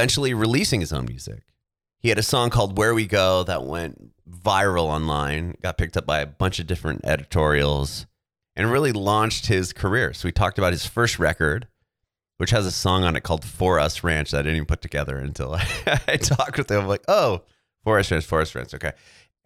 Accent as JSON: {"language": "English", "town": "San Diego", "region": "California", "country": "United States", "tie": "born or raised there", "said": "I was born and raised in San Diego"}